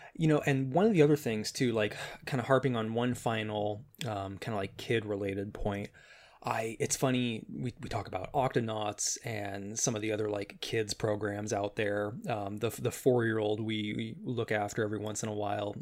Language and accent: English; Chicago, Illinois, United States; moved away as an adult; now in California, United States; I I grew up there, uh, moved uh, to California about a year and a half ago